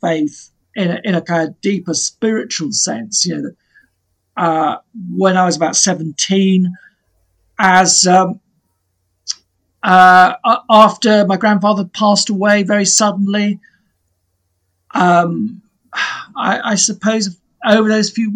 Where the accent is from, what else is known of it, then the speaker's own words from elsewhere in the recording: Plymouth, South West England, United Kingdom; now in Salcombe, United Kingdom; I've largely kind of grown up sort of around Plymouth and this area.